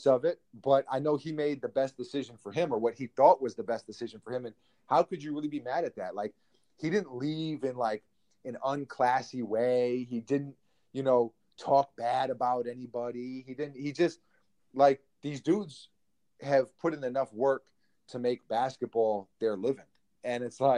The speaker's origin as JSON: {"language": "English", "town": "New York City", "region": "New York", "country": "United States", "tie": "born or raised there"}